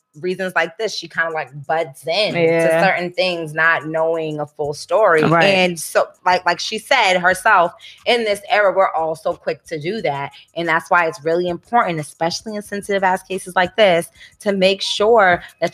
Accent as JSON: {"language": "English", "town": "Calabasas", "region": "California", "country": "United States", "said": "when you're from California, Calabasas."}